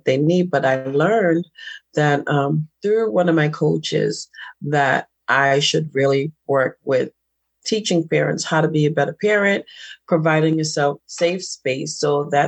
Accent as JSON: {"language": "English", "town": "Boston", "region": "Massachusetts", "country": "United States", "tie": "born or raised there", "said": "I'm from Boston, and I call it Boss Town"}